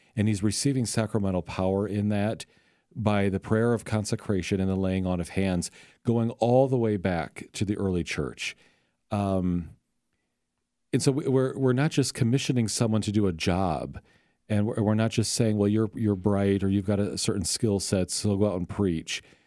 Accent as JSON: {"language": "English", "town": "Sioux City", "region": "Iowa", "country": "United States", "moved": "yes", "lives_now": "St. Louis, United States", "said": "I'm from Sioux City, Iowa. Northwest Iowa"}